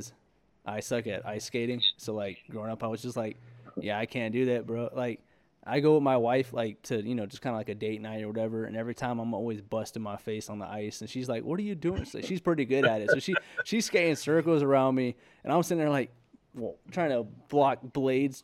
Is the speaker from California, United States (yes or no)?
yes; California, United States; moved away; I'm originally from California